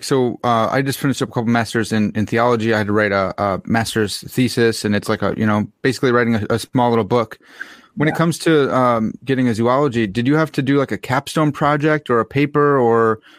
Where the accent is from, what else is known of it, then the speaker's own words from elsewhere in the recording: Chicago, Illinois, United States; I grew up in Chicagoland area